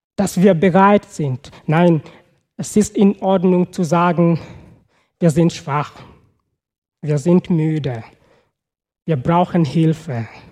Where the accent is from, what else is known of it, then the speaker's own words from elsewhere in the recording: Kenya; German is a second language; moved away; Also ich komme aus Kenia